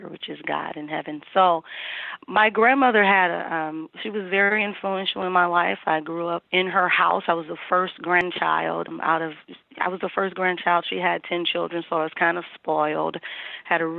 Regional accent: St. Louis, Missouri, United States; moved away as an adult; now in Minneapolis, United States; I am originally from St. Louis, Missouri, and I moved here in 1995

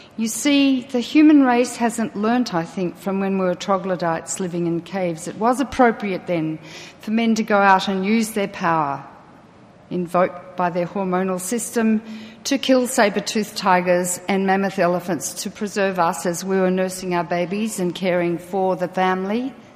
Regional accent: Australia; I'm Australian

